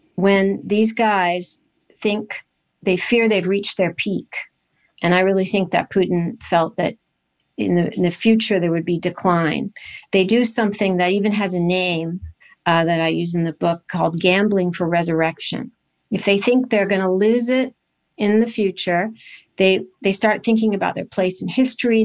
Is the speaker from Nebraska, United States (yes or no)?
no; Los Angeles, California, United States; I grew up in California in a very nice, uh, seaside town between Malibu and Santa Monica